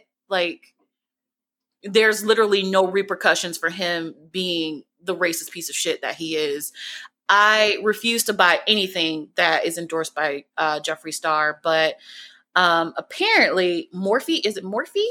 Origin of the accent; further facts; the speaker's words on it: the South, United States; I'm from the South.